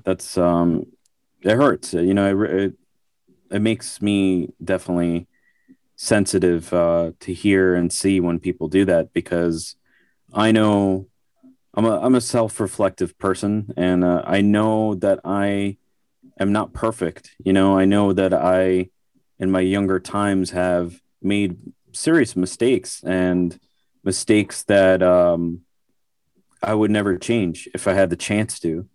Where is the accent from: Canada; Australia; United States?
United States; New York; I grew up in New York